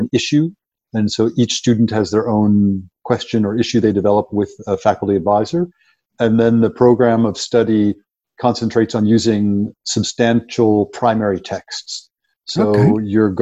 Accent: Ohio, United States; moved away as an adult; also born or lived in Chicago, United States; now in South Africa; I grew up in the Midwest in a small town in Ohio

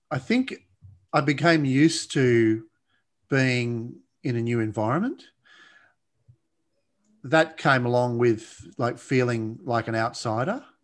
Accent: Blue Mountains, New South Wales, Australia; Well, yeah, actually in the Blue Mountains, which, which is west of Sydney, west of Sydney.

